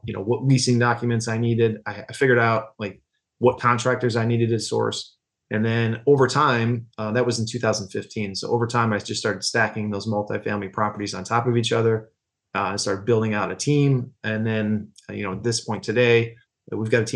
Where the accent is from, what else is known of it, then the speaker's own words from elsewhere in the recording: near Syracuse, Central New York, United States; moved away as an adult; now in Saratoga Springs, United States; I'm originally from Central New York over near Syracuse, and I came to the area for college